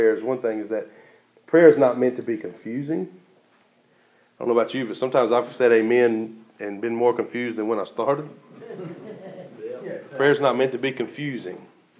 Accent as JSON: {"language": "English", "country": "United States", "said": "American Christians"}